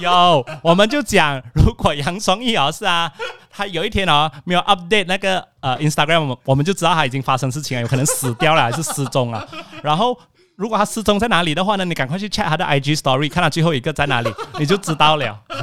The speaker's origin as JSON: {"language": "Chinese", "town": "Alor Setar", "region": "Kedah", "country": "Malaysia", "tie": "born or raised there", "moved": "yes", "said": "我这个星期回到我的老家 Alosta， 在Alosta的书房"}